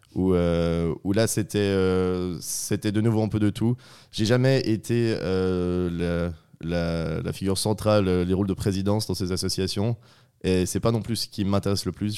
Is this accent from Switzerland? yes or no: yes; northern Vaud, Switzerland; je suis vaudois, originaire d'un petit village du Nord vaudois.